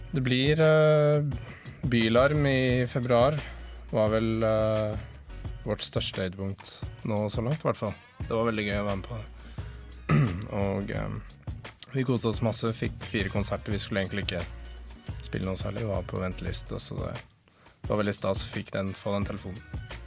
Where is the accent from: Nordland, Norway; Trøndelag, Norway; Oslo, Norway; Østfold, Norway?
Oslo, Norway; Vi kommer fra Oslo.